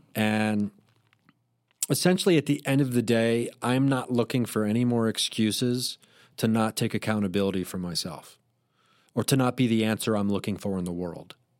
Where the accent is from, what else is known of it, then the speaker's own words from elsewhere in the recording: Dayton, Ohio, United States; moved away; I was performing in my hometown, Dayton, Ohio, where I grew up